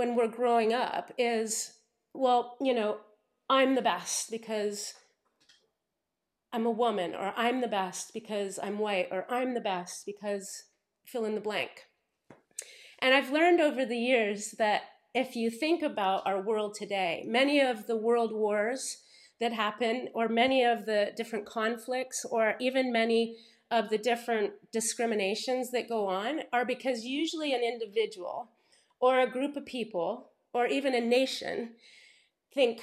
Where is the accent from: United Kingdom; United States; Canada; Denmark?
Canada; Paris, Ontario; when I grew up here in Paris, Ontario, it was a very small town at the time